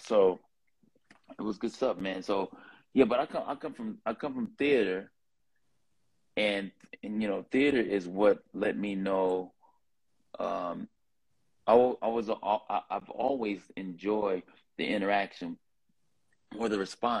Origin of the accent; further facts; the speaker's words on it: Los Angeles, California, United States; accent: LA accent; from South Central LA. I was, I stayed next door to some Crips, and I stayed five houses down from another set of Crips. And so I grew up in the Crip neighborhood